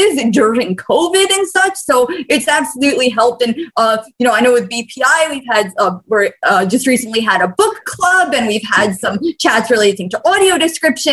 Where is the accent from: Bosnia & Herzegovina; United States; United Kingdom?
Bosnia & Herzegovina; moved away; I'm from Bosnia originally